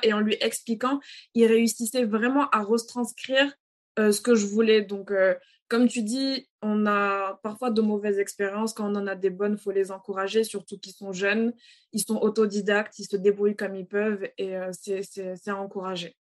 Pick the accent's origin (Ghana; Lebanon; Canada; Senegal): Senegal; Dakar; moved away as an adult; also born or lived in Cape Verde / Benin; now in France; Je suis née, j'ai grandi à, à Dakar jusqu'à l'âge de mes 18 ans.